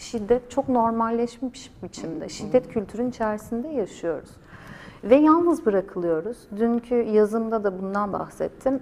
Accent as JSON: {"language": "Turkish", "country": "Turkey", "first_language": "Turkish", "moved": "yes"}